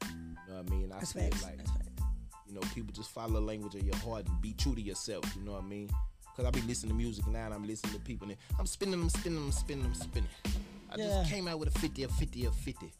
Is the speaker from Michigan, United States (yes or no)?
no; Austin, Texas, United States; also born or lived in Copperas Cove, Texas; I'm not from Killeen. I'm from Austin, Texas, Dual Springs, Southside.